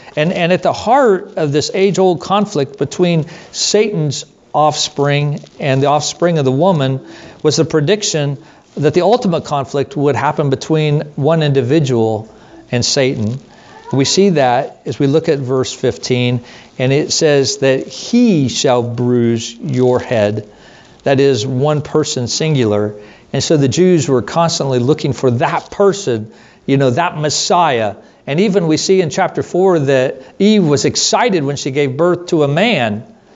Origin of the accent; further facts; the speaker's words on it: United States; us as American Christians.